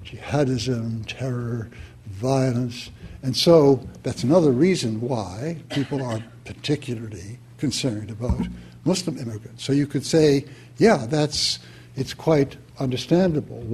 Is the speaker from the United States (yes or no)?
no; Quebec, Canada; We come from Quebec